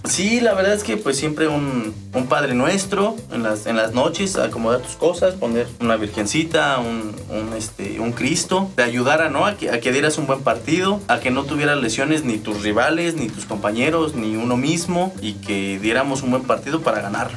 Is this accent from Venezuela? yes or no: no; San Pedro la Cabecera, State of Mexico, Mexico; soy originario de San Pedro la Cabecera